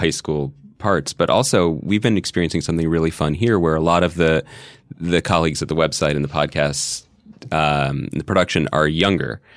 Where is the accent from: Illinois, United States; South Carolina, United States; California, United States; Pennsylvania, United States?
Pennsylvania, United States; Philadelphia; We didn't grow up in Chicago. We're both from Philly.